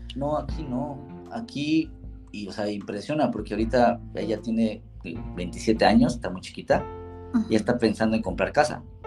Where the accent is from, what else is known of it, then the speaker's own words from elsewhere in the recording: Mexico City, Mexico; moved away as an adult; also born or lived in Chicago, United States; now in Innsbruck, Austria; soy chilangote, soy de la costada Madero, soy barrio